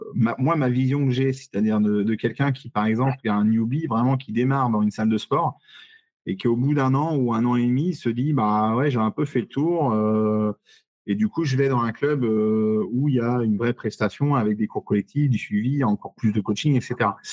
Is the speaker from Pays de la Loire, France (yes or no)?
yes; Saumur, Pays de la Loire, France; Saumur, ma ville natale